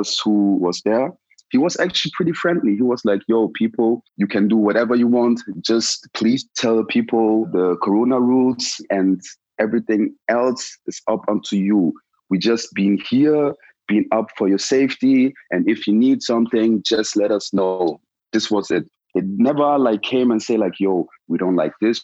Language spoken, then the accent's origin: English; Germany; also born or lived in Ghana; I came to Germany and I went to school and everything.